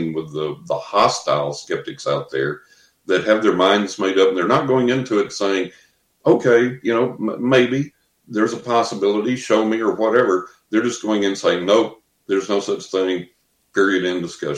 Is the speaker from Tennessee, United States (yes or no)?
no; West Texas, United States; growing up in West Texas, you know, the lower part of the Bible Belt